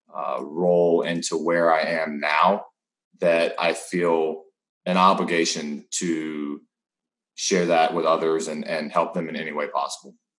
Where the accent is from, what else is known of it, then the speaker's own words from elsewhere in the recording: North Carolina, United States; moved away as an adult; also born or lived in Arizona; I grew up in North Carolina. I've been there my entire life